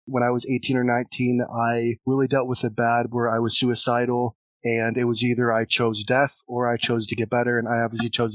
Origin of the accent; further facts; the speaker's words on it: Toledo, Ohio, United States; I am from Toledo, Ohio, in the U.S.